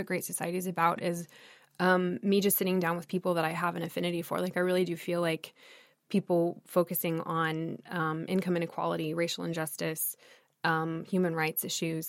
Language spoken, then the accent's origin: English; United States; also born or lived in Thailand / Texas; Americans or people who grew up here